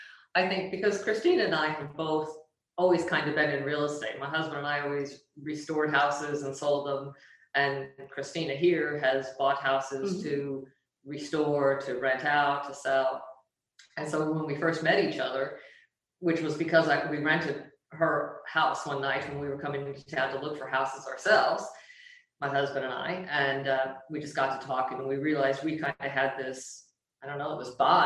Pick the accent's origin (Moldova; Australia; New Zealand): Australia; I am Australian with Italian heritage.